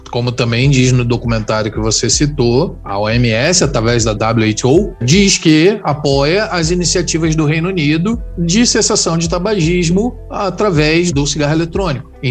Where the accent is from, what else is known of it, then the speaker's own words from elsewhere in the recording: Rio de Janeiro, Brazil; de Marechal, eu tenho propriedade para falar da batata da estação.